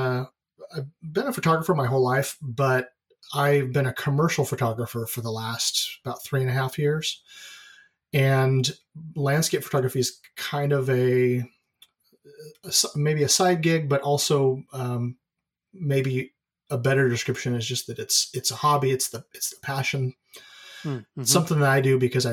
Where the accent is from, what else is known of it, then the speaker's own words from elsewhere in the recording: Oregon, United States; also born or lived in California; I'm pretty much a lifelong Oregonian. I was born in California, but I don't really count that. But I've lived here my whole life